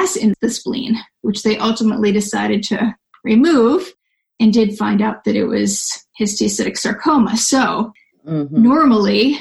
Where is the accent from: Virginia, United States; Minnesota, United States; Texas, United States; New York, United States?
New York, United States; now in Southern California, United States; I'm from New York